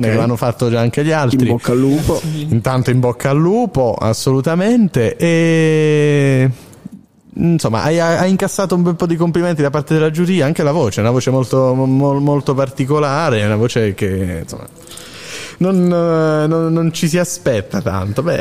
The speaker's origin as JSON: {"language": "Italian", "town": "Carini", "region": "Sicily", "country": "Italy", "said": "Siamo di Carini."}